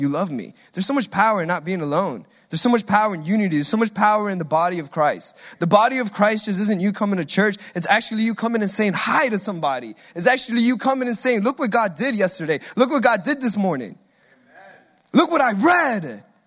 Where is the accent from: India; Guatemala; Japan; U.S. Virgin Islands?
Guatemala; accent: Hispanic; now in United States; we came all the way from Guatemala to the promised land